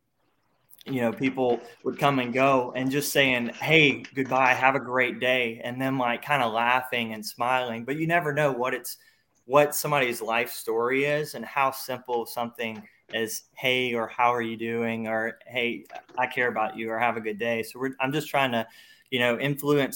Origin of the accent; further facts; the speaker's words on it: Louisiana, United States; I'm from Louisiana